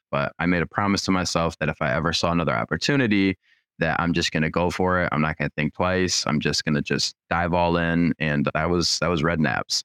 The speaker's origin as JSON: {"language": "English", "town": "Troy", "region": "Michigan", "country": "United States", "tie": "born or raised there", "said": "I grew up in Troy, which is, like, basically borders Rochester."}